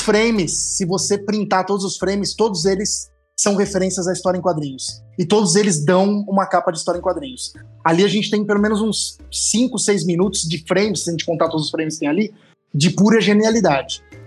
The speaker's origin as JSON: {"language": "Portuguese", "region": "interior of São Paulo state", "country": "Brazil", "moved": "yes", "said": "eu não sou paulistano, Ana, né? eu sou paulista. Diferente. Por isso eu sou do interior de São Paulo"}